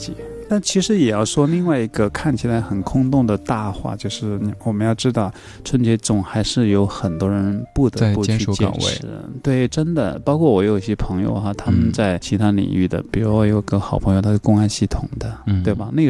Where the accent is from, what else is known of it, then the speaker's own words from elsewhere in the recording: China; 小时候我们中国人都唱过。